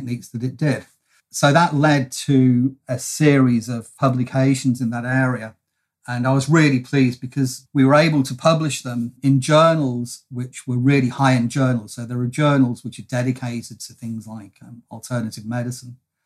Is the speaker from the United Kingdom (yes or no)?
yes; United Kingdom; now in Melbourne, Australia; I am a POM from the UK originally